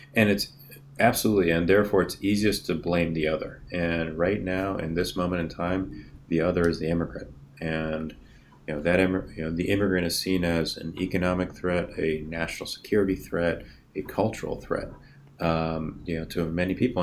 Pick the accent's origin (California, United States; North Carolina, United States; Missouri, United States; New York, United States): California, United States; Northern; moved away as an adult; also born or lived in Boston; I was born and raised in California.